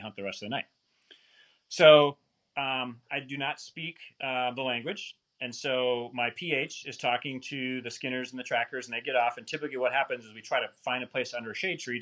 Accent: Wisconsin, United States; moved away as an adult; also born or lived in Portland, Oregon; born and raised in Wisconsin

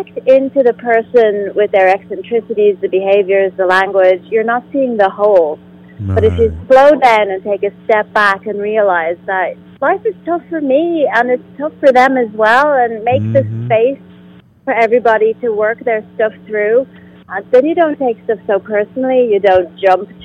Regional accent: Ireland; I'm from Ireland

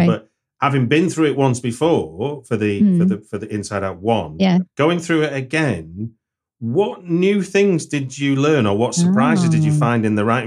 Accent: North West England, United Kingdom; the region I grew up in Britain.

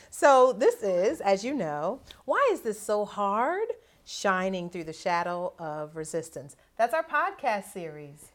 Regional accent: Akron, Ohio, United States; I grew up in, mostly in Ohio, and so the, I grew up in Akron, Ohio

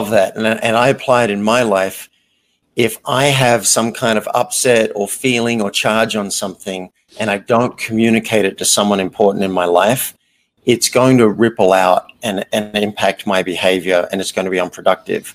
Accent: Australia; moved away as an adult; also born or lived in New York; I grew up in Australia in a fairly small country-ish town.

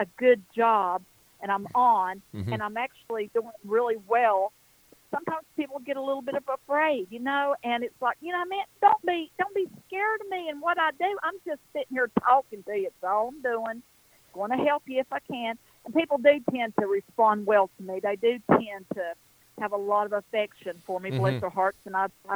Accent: Western North Carolina, United States; I'm an Appalachian girl. It's exactly what I am, right here in the foothills

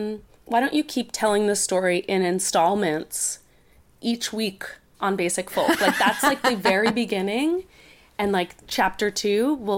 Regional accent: Princeton, New Jersey, United States; Princeton, New Jersey for college, which is incidentally my hometown.

